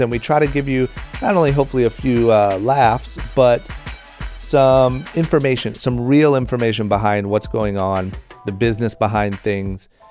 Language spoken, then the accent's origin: English; Akron, Ohio, United States; David is my fellow Akron, Ohio uh, native. Grew up very, very close to where I grew up